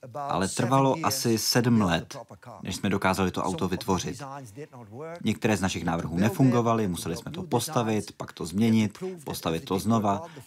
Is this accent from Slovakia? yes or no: no; Netherlands; Já jsem samozřejmě z Nizozemska